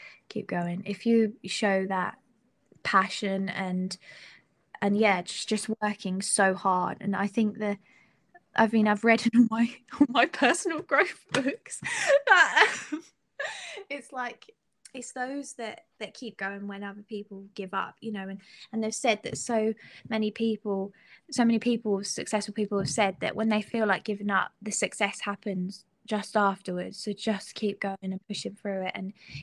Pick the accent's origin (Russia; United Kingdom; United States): United Kingdom; Suffolk, East of England; I'm from Suffolk